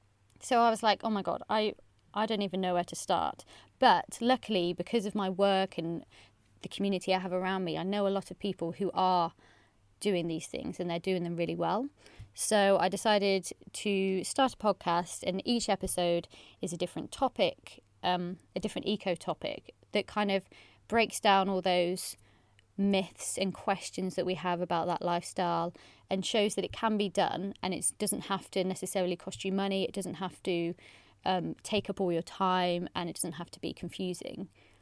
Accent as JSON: {"language": "English", "town": "Bristol", "region": "South West England", "country": "United Kingdom", "moved": "as an adult", "lives_now": "Wellington, New Zealand", "said": "But since moving here, I think I'm really lucky that I came from Bristol to Wellington, two super eco-friendly cities, so it's not been bad."}